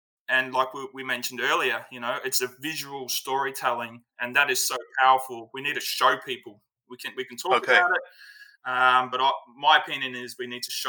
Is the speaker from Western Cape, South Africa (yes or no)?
yes; Cape Town, Western Cape, South Africa; I'm South African. I was born in Cape Town. I grew up in South Africa.